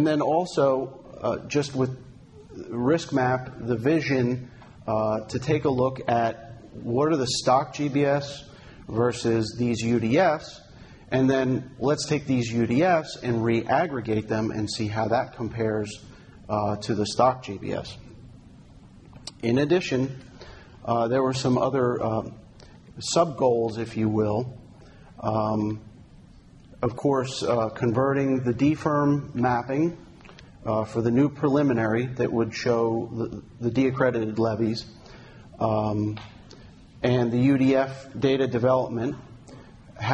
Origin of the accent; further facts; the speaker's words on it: New Jersey, United States; New Jersey, my home state.